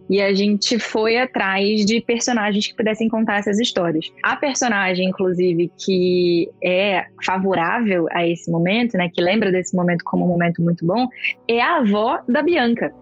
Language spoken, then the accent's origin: Portuguese; Rio de Janeiro, Brazil; moved away as an adult; now in São Paulo, Brazil; Eu sou do Rio